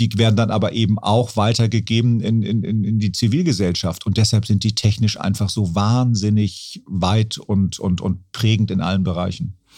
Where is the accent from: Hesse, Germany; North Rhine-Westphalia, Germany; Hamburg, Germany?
Hamburg, Germany; da bin ich quasi am Fuße des AEZs groß geworden